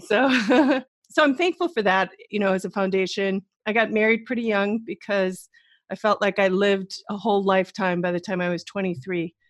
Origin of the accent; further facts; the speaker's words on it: Wisconsin, United States; moved away as an adult; also born or lived in New York City / Middle East; I'm originally from the Midwest, like you girls, both of you. So Wisconsin's my home